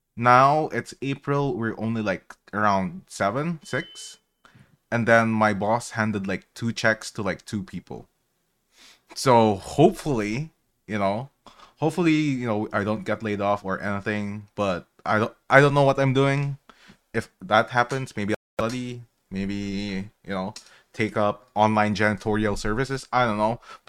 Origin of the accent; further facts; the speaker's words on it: Philippines; English is a second language; moved away; You know, I'm Filipino. I'm immigrated from the Philippines.